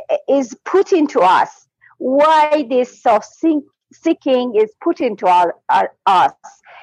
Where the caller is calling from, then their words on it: Iran; English is a second language; I'm calling from Iran.